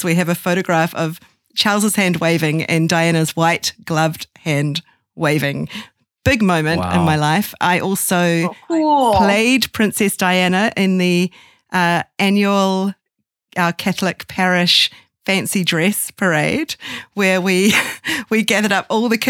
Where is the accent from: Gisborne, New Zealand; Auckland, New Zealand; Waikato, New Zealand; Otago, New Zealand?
Auckland, New Zealand; moved away; as a New Zealander